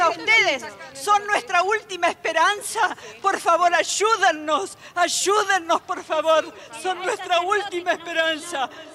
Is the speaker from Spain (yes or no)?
no; Argentina; Nosotros, que somos argentinas, vivimos